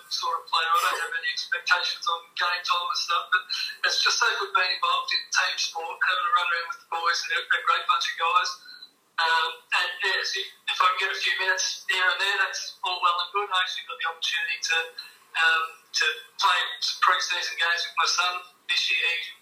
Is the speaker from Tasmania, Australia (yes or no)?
no; Geelong, Victoria, Australia; moved away as an adult; now in Warrnambool, Australia; I grew up in Geelong, and I played with a few clubs locally there.